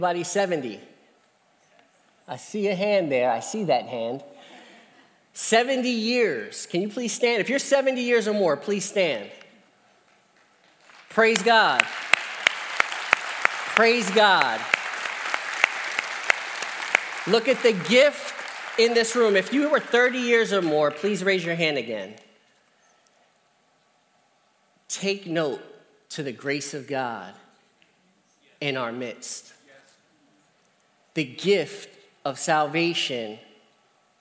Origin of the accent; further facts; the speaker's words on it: Columbia, Pennsylvania, United States; I'm from Columbia, Pennsylvania